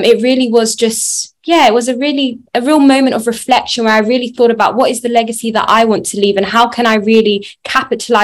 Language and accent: English; London, United Kingdom; I grew up in Southeast London in Peckham